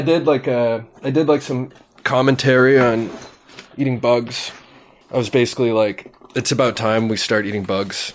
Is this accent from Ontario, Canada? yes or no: yes; Sarnia, Ontario, Canada; I grew up in Sarnia, Ontario